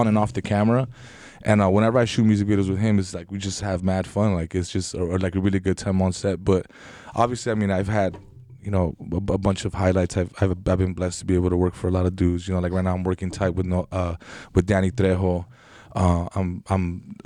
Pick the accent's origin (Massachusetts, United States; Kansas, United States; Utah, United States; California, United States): California, United States; Los Angeles; I was born in Van Nuys. Grew up in the valley right here